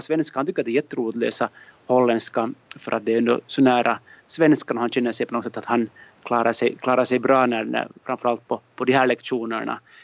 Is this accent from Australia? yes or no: no; Finland; moved away as an adult; now in Brussels, Belgium; som finlandssvensk